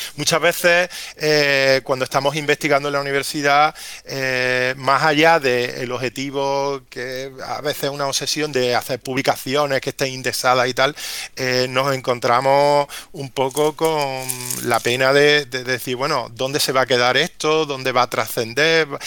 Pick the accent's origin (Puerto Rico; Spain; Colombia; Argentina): Spain; Córdoba, Andalusia; como cordobés